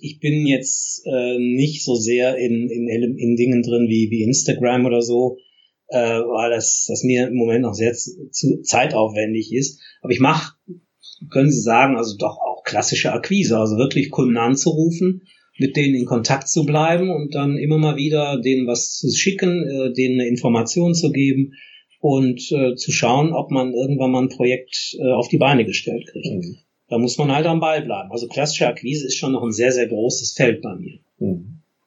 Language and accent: German; Essen, North Rhine-Westphalia, Germany; ich komme ja ursprünglich aus Essen